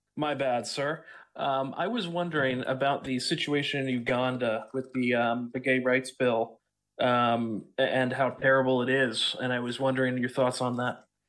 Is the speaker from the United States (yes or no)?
yes; New Jersey, United States; I'm from South Jersey.